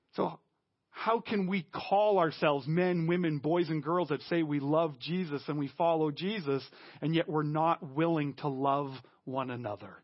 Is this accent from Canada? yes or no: yes; Canada; we as Canadian Christians